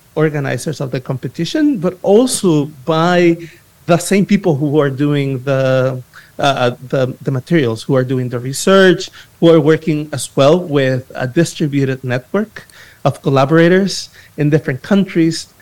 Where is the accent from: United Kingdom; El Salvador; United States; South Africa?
El Salvador; I am from El Salvador, but I, I work with you know different initiatives in different parts